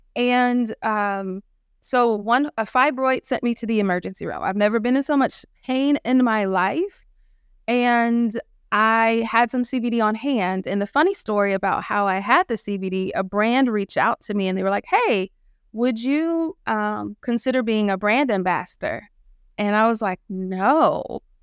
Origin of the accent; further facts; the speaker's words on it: Clarksville, Tennessee, United States; I'm from Clarksville, Tennessee, small town, um, north of Nashville, Tennessee